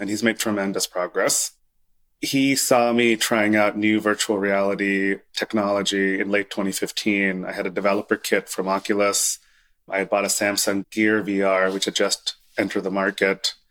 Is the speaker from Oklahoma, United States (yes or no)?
yes; Oklahoma, United States; moved away as an adult; I grew up in Oklahoma